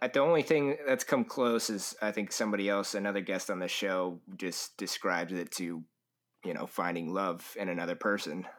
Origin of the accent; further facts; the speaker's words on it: California, United States; I am from California